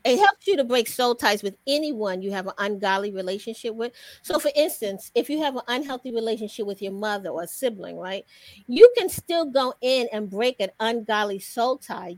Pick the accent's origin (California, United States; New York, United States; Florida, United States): New York, United States; New York City; moved away as an adult; also born or lived in DMV (Washington, D.C. area); now in Washington, D.C. area, United States; I'm originally hailing from New York City. I moved down here to the DMV to go to Howard University. I've been here ever since